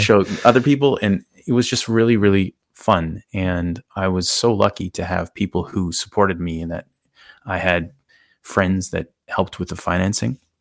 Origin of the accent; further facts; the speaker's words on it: Canada; I'm Canadian